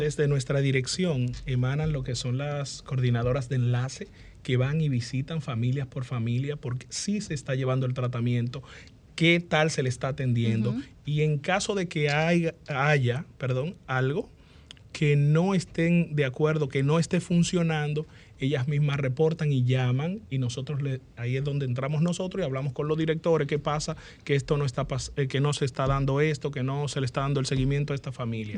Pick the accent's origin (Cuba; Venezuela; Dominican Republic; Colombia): Dominican Republic; Yo nací en la Diego Colón número uno